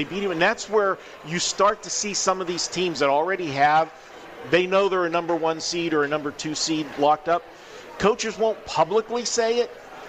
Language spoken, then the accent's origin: English; Pittsburgh, Pennsylvania, United States; I'm from Pittsburgh